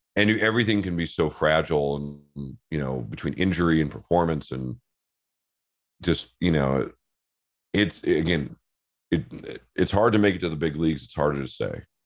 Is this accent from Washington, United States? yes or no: yes; Seattle, Washington, United States; I grew up in Seattle in the nineties